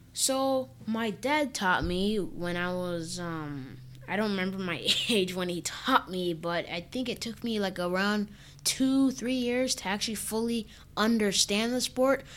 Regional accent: Minnesota, United States; now in California, United States; I was born in Minnesota in a hospital called, called Regents Hospital

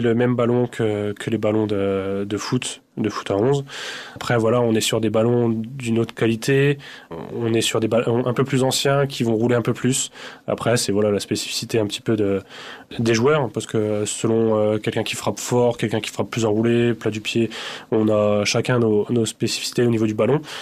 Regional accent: Dormans, Grand Est, France; also born or lived in Épernay; je suis originaire de Dormant, donc j'ai commencé là-bas à l'âge de 5 ans

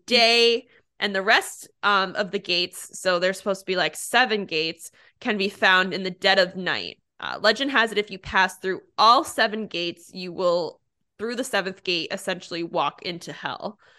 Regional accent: United States; I'm from Pennsylvania, New Jersey area

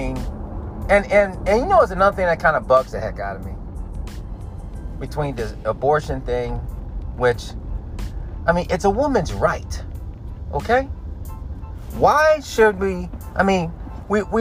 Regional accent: United States; being American, because I am

